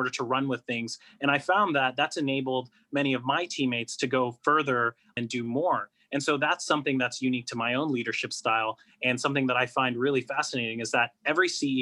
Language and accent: English; Toronto, Ontario, Canada; I was born and raised in Toronto in Canada